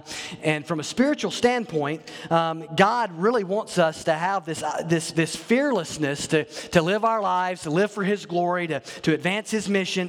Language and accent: English; North Alabama, United States; as a kid growing up in Alabama, there it was tornadoes. We didn't worry about hurricanes in North Alabama